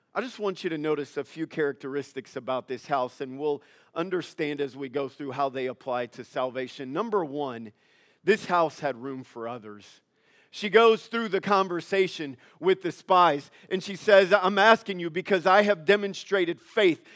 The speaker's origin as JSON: {"language": "English", "region": "Louisiana", "country": "United States", "moved": "yes", "said": "I'm from Louisiana."}